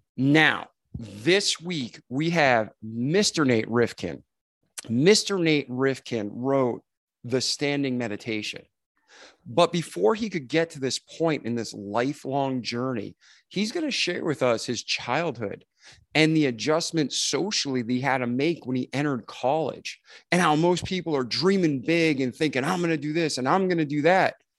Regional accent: Milford, Massachusetts, United States; moved away; I'm from Milford, Mass originally

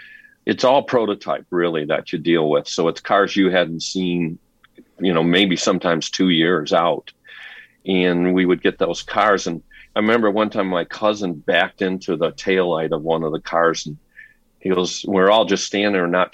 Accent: Detroit, Michigan, United States; moved away as an adult; now in California, United States; I came from Detroit. I actually was in high school, 17 years old, and I had bought a rundown pizzeria

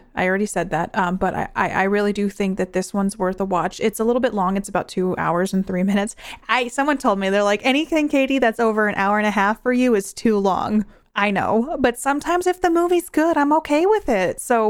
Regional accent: New York, United States; I grew up in New York near a beach, and I've been landlocked ever since, and I think it's safer this way.

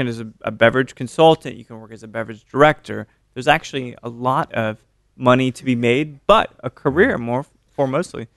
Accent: Austin, Texas, United States; I'm from Austin

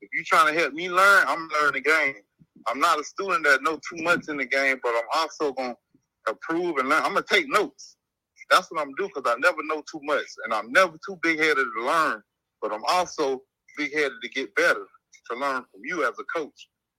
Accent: Cross Creek, Florida, United States; born there; now in Arizona, United States; Cross Creek, Florida, in Polk County.

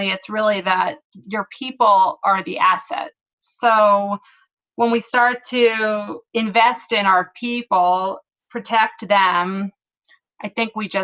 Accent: Philadelphia, Pennsylvania, United States; moved away as an adult; now in San Diego, United States; I am originally from Philadelphia and moved out to San Diego

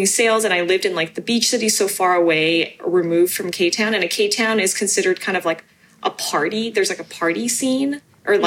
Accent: United States; English is a second language; I was born here and I was the only person born in the US in elementary school that was going to ESL.

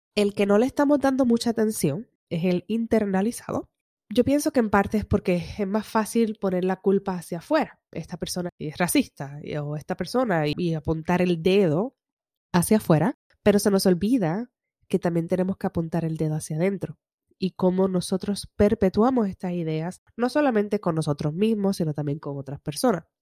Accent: Puerto Rico; todos somos puertorriqueños

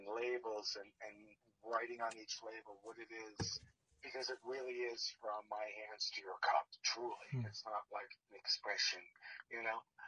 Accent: New Jersey, United States; moved away; growing up in Jersey

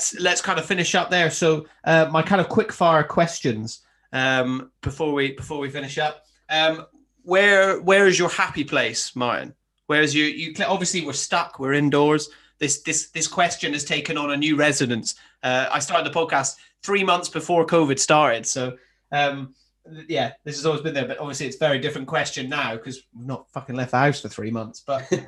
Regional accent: Highlands of Scotland, United Kingdom; I grew up in the Highlands of Scotland

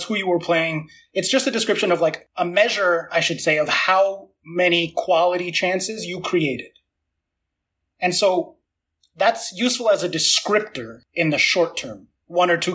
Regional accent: United States; I am American

